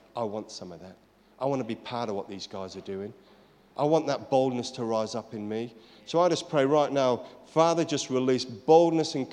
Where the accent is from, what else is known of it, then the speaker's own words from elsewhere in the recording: United Kingdom; I'm British.